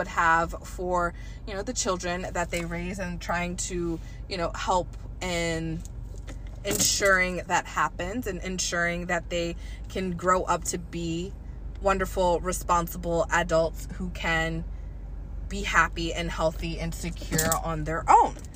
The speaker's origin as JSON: {"language": "English", "region": "the South", "country": "United States", "said": "I'm from the South"}